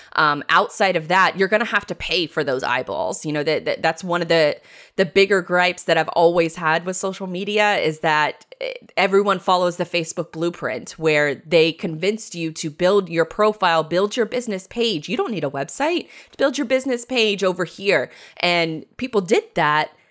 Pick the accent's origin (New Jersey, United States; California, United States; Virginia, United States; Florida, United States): Florida, United States; Jacksonville; born and raised in Jacksonville, Florida